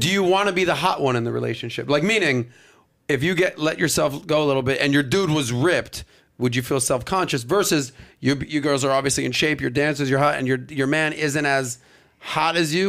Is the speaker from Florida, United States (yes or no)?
yes; Miami, Florida, United States; growing up in Miami in the nightlife business